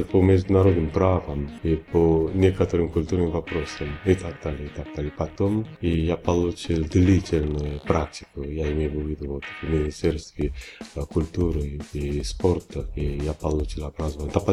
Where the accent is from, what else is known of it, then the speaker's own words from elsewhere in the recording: Busan, South Korea; born there; Russian is a second language; also born or lived in Seoul / Washington; Я кореец, я родился в Пусане, в маленьком городе Пусане, в Республике Кореи в 1962 году.